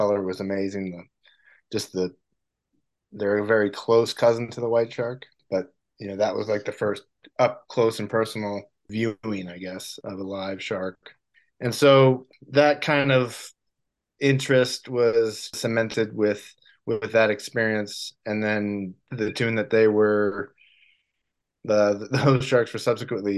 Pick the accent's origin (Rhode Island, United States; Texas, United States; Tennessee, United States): Rhode Island, United States; moved away as an adult; now in California, United States; Well, I grew up in Rhode Island, which is the ocean state. I grew up around water until I was about 20 years old or so